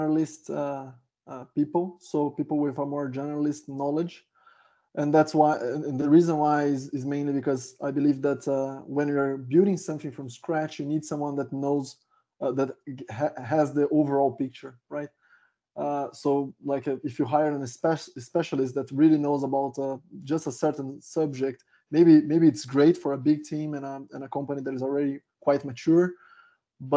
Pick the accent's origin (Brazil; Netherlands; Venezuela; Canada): Brazil; moved away as an adult; now in Stockholm, Sweden; I'm originally from Brazil. I started my career here in Brazil, and 3 years ago, my wife and we moved to Sweden, Stockholm